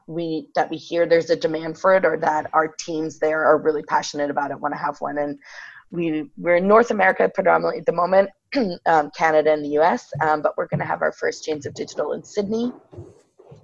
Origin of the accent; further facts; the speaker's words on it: Ireland; I grew up in Ireland